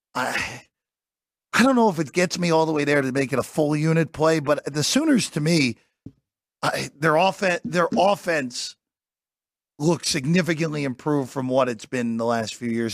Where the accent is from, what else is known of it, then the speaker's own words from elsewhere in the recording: New Jersey, United States; my home state